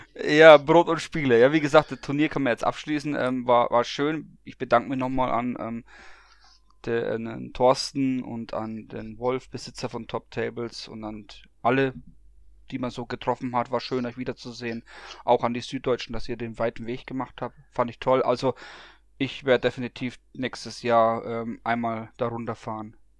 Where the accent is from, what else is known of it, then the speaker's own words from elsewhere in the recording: Bamberg, Bavaria, Germany; moved away; in meiner alten Heimat als ähm, gebürtiger Bamberger